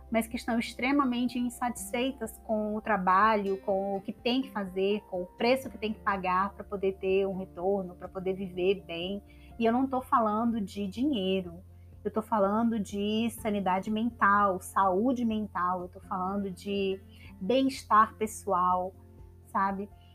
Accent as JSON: {"language": "Portuguese", "town": "São Luís", "region": "Maranhão", "country": "Brazil", "tie": "born or raised there", "also_born_or_lived": "São Paulo", "moved": "as an adult", "lives_now": "Ceará, Brazil", "said": "da minha cidade natal, São Luís"}